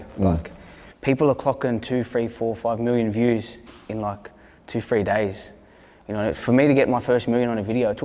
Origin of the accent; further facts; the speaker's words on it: Hurstville, New South Wales, Australia; I'm from Hurstville. I'm from Blue Line.